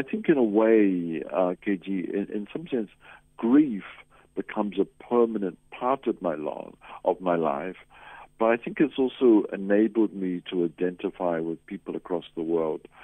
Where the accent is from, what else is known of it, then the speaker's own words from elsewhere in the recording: New Zealand; moved away as an adult; also born or lived in Lesotho / Zimbabwe; now in South Africa; originally I come from New Zealand. That's Aotearoa, New Zealand, is where I was born. I came to South Africa in 1973.